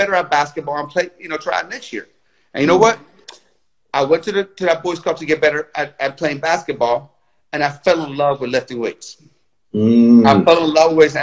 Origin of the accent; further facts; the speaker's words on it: Tehran, Tehran Province, Iran; now in United States; I was born in Tehran, Iran.